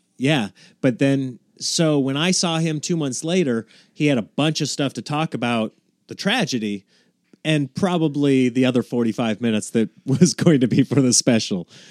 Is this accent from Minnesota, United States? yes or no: no; Nebraska, United States; now in Los Angeles, United States; I grew up in Nebraska